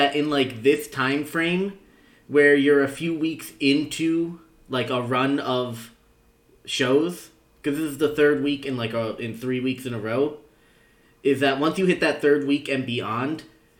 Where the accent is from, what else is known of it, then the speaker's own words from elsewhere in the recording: New Jersey, United States; I grew up in New Jersey... Right next to New York City